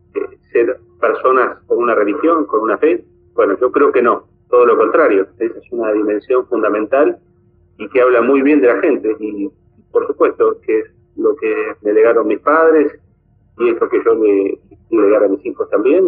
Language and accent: Spanish; Argentina; en nuestro país